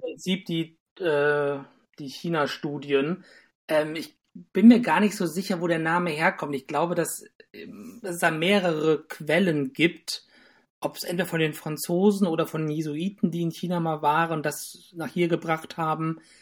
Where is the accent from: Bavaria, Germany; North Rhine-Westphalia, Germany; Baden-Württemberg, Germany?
North Rhine-Westphalia, Germany; Düsseldorf; moved away as an adult; also born or lived in Tübingen; now in Bonn, Germany; ich bin eigentlich aus Düsseldorf